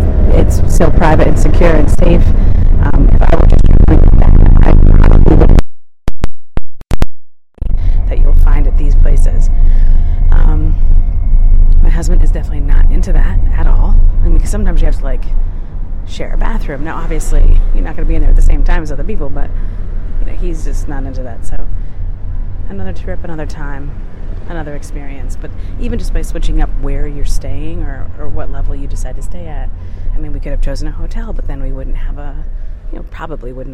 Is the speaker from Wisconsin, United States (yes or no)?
no; New York, United States; now in Michigan, United States; I'm from New York